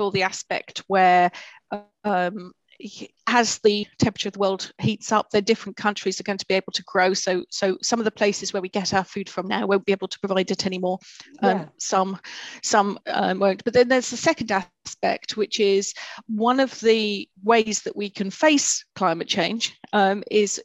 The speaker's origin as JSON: {"language": "English", "country": "United Kingdom", "said": "we as a British society"}